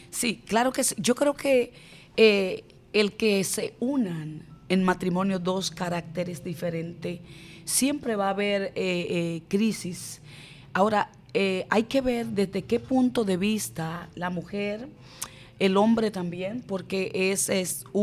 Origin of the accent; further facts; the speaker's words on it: Barahona, Dominican Republic; Conozco al Señor a través de una poderosa campaña que fue dada en mi ciudad natal, Barahona.